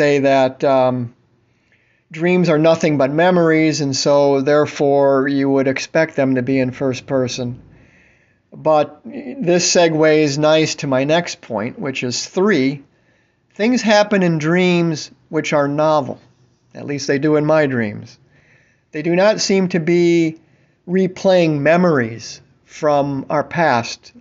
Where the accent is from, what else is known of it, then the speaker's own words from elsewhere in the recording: Tampa, Florida, United States; I'm from Tampa